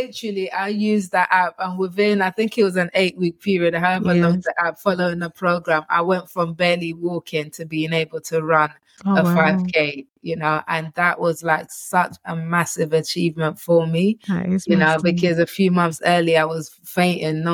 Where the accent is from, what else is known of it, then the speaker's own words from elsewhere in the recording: Nigeria; I'm Nigerian